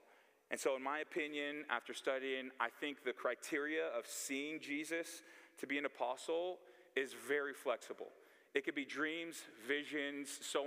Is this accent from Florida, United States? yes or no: no; Bay Area, California, United States; I'm from the Bay Area, California